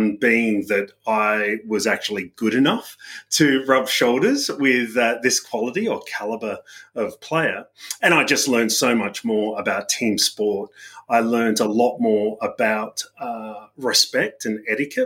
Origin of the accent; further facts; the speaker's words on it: Adelaide Hills, South Australia, Australia; moved away as an adult; also born or lived in United Kingdom; So the Adelaide Hills, I grew up there in basically in a family from immigrant parents